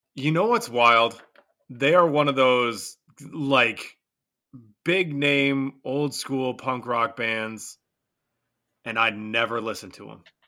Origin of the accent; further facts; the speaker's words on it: Michigan, United States; my home state